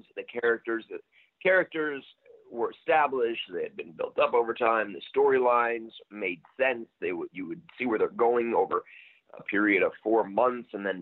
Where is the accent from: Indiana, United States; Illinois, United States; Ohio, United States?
Illinois, United States; Chicago; I'm from Chicago